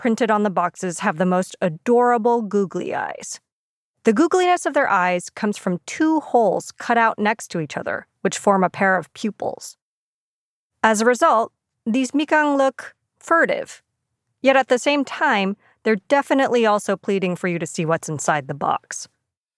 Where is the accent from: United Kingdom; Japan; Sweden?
Japan; moved away; you probably know that I'm from Japan